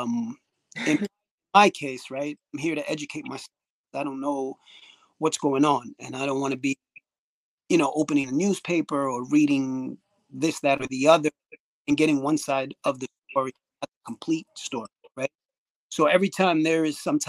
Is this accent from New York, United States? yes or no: yes; New York City, New York, United States; the people that I grew up with, growing up in Washington Heights, Bronx